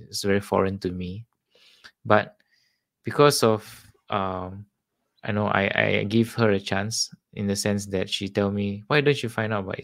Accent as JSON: {"language": "English", "country": "Singapore", "also_born_or_lived": "Australia", "said": "I'm from Singapore"}